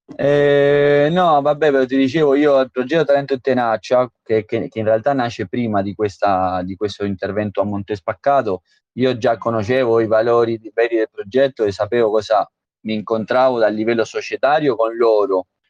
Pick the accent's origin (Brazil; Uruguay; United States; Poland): Uruguay; Italian is a second language; moved away as an adult; now in Italy; sono nato in Uruguay, sono cinque, cinque anni e mezzo che sono